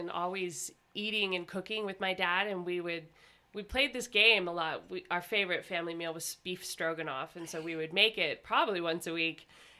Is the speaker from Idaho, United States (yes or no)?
yes; Idaho, United States; So I'm from Southern Idaho. And when I graduated from Pocatello High, I went to Boise State for 1 year.